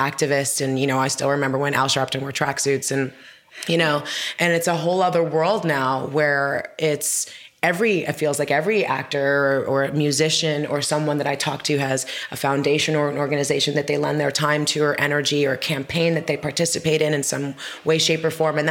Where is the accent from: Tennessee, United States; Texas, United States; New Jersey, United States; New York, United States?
New York, United States; I grew up in New York